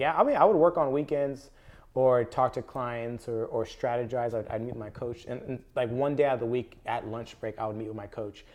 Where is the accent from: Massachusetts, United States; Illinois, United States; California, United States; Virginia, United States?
California, United States; Palmdale; I grew up, uh, born and raised in Palmdale, Lancaster.